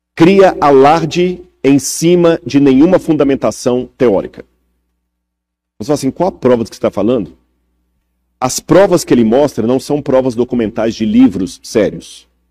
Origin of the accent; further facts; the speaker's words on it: Minas Gerais, Brazil; Como mineiro